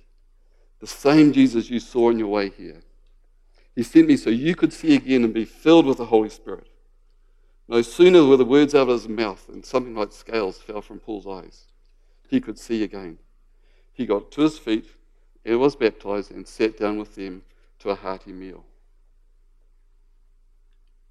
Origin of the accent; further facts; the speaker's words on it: Waikato, New Zealand; moved away; I grew up in the Waikato, and I just loved the Waikato rugby team.